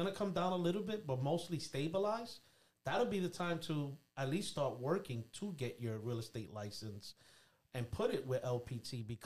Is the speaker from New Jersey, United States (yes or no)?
no; New York City, New York, United States; moved away; I'm from born and raised in Brooklyn, New York